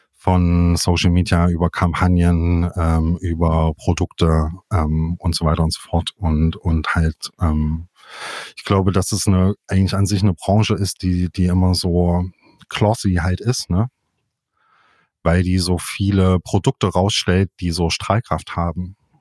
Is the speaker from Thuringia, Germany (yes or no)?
yes; Jena, Thuringia, Germany; moved away as an adult; now in Leipzig, Germany; Ich bin in, in Jena aufgewachsen, zur Schule gegangen, habe dort Abi gemacht und bin dann weg